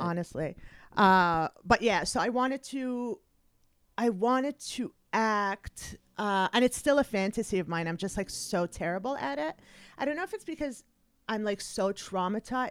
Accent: Montreal, Quebec, Canada; moved away as an adult; also born or lived in Kuwait; now in United States; I was 10 years old when we moved from Canada, uh, from Kuwait to Canada

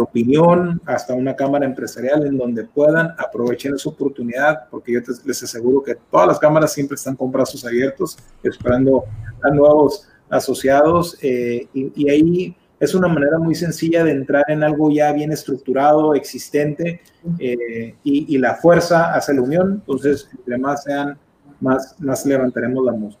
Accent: Mexicali, Baja California, Mexico; es frustrante como mexicalense y como mexicano

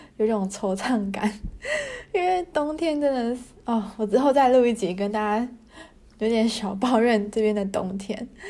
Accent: Taiwan; now in Germany; 台湾人在德国

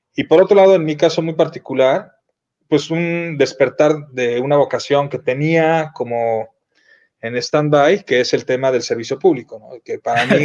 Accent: Mexico; moved away as an adult; also born or lived in Miami; los que nos fuimos de México

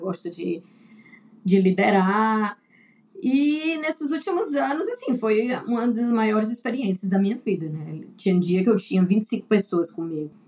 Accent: Teresina, Piauí, Brazil; moved away as an adult; also born or lived in Recife / Adelaide, Australia; now in Brisbane, Australia; Eu vim de Teresina

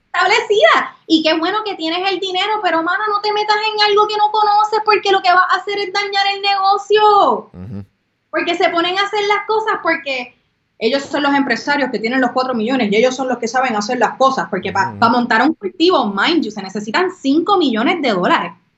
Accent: Puerto Rico; aquellos que somos locales

